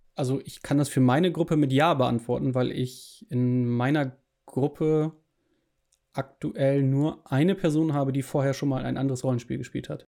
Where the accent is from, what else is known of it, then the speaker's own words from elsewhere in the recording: Germany; ich als Deutsche